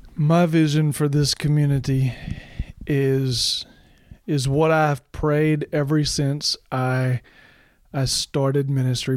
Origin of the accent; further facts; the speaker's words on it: Arkansas, United States; also born or lived in Michigan; now in Tennessee, United States; I grew up in Arkansas. I've lived in Michigan. I've lived in Tennessee.